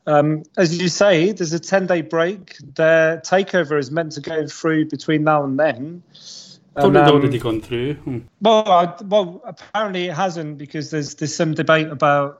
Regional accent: Paris, Île-de-France, France; I grew up in Paris. I support Marseille from Paris

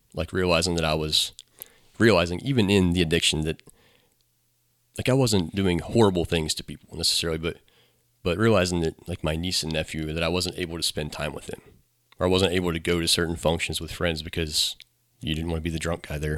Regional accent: Newmarket, United States; also born or lived in Middletown / Monroe; Grew up and went to Hillsborough High School and stayed around here

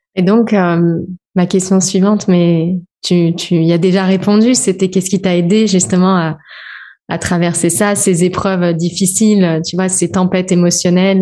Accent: France; also born or lived in Réunion / Switzerland; je suis française

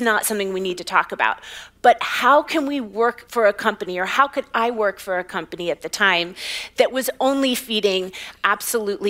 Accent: West Virginia, United States; I grew up in West Virginia

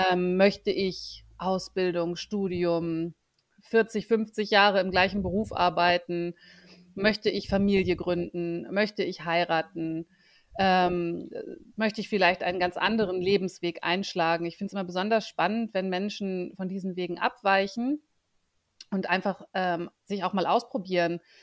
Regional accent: Bremen, Germany; moved away as an adult; also born or lived in Ruhr area; now in Munich, Germany; lebe in München, bin aber gebürtige Bremerin.

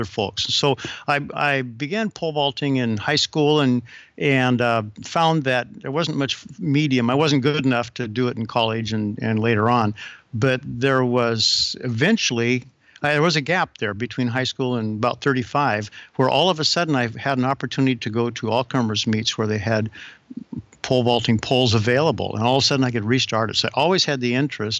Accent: the Northwest, Pacific Northwest, United States; I'm from the Northwest

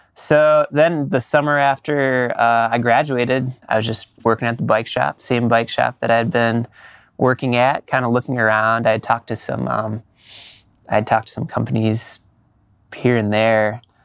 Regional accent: Minneapolis, Minnesota, United States; moved away as an adult; also born or lived in Madison, Wisconsin; now in Portland, United States; I grew up um, in, until um, uh, fifth grade, I think it was, in uh, Northeast Minneapolis.

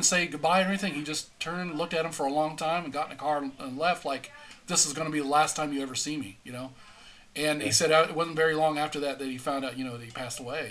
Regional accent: El Paso, Texas, United States; moved away; also born or lived in Florida; I grew up in El Paso, Texas, where we had nothing but desert.

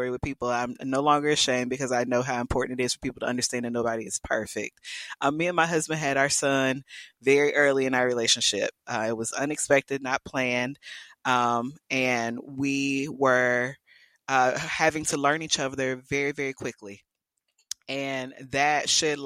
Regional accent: South Carolina, United States; moved away as an adult; now in Texas, United States; I'm from South Carolina

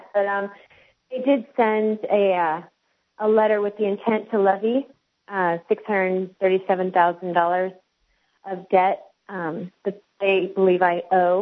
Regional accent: West Coast, United States; also born or lived in Alabama; now in Tennessee, United States; I grew up on the West Coast, and so I was really never exposed to the Southern idea of race whatsoever

